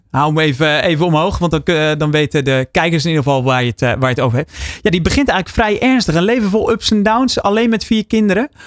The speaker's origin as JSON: {"language": "Dutch", "country": "Netherlands", "said": "Zijn wij als Nederlanders daar"}